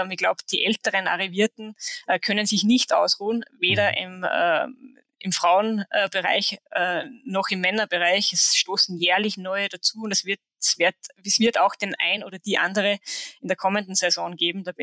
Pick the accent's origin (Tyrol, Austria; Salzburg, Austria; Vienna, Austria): Tyrol, Austria; Hochfilzen; Hochfilzen wäre naheliegend, weil es einfach mein Heimatort ist